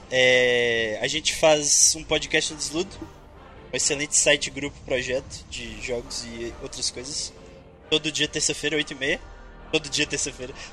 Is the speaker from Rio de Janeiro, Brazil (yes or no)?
no; Montes Claros, Minas Gerais, Brazil; Eu sou de Montes Claros, Minas Gerais, terra do Piqui, de Japonvá, da carne seca de Bocaiúva e, e da farinha de Morro Alto.